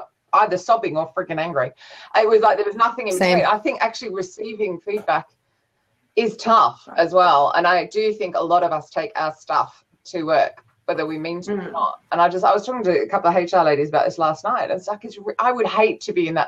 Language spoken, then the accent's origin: English; Australia; As an Australian